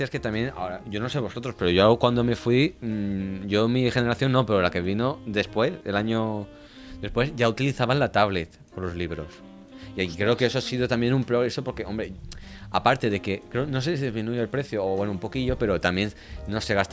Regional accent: Russia; Spanish is a second language; como ruso yo creo que es verdad que es un tema de política muy, eh, ¿cómo decirlo?, delicado

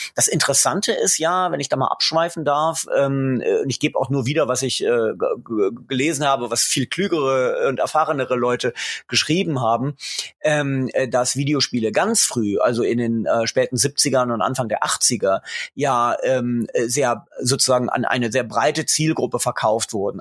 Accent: Göttingen, Lower Saxony, Germany; moved away; also born or lived in England; Ich komme aus Göttingen. Insofern war das Moin zur Begrüßung äh, schon ganz richtig. Ich bin also gerade noch Niedersachse, ganz knapp

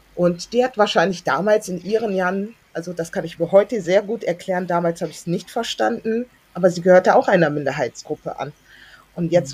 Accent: Hamburg, Germany; also born or lived in Berlin; ich bin dann groß geworden in Hamburg-Billstedt

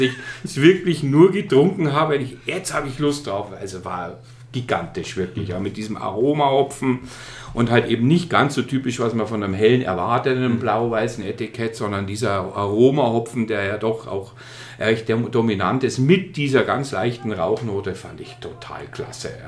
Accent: Starnberg, Bavaria, Germany; moved away as an adult; also born or lived in Munich; now in Bamberg, Germany; komme aus Starnberg, also kein gebürtiger Oberfranke

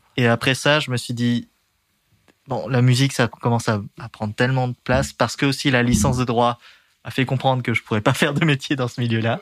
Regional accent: Dernancourt, Hauts-de-France, France; moved away; also born or lived in Amiens; Mon enfance, c'est en Picardie

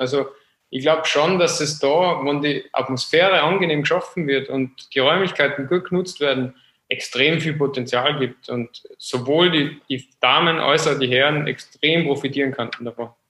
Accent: Austria; als Österreicher

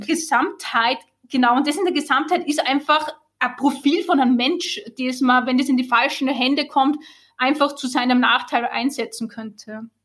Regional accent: Austria; moved away as an adult; now in Germany; ich bin ja Österreicherin, ich glaube, das hört man

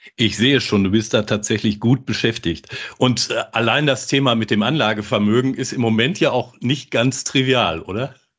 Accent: Ruhr area, North Rhine-Westphalia, Germany; dass uns beiden nachgesagt wird, man höre, dass wir aus dem Ruhrgebiet kommen

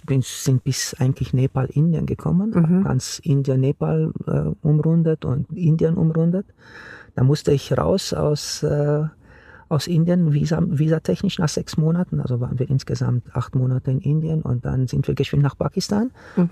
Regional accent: Romania; now in Germany; Ich bin gebürtiger Rumäne. Ich mhm. bin in Rumänien aufgewachsen unter einer Diktatur

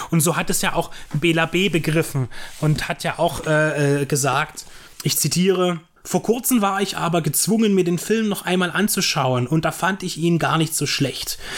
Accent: Dresden, Saxony, Germany; born there; Ich bin 87 geboren in Dresden

